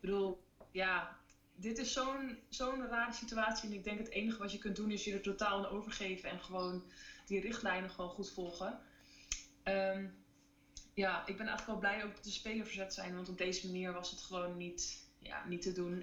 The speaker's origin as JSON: {"language": "Dutch", "country": "Netherlands", "said": "en wij als Nederlanders"}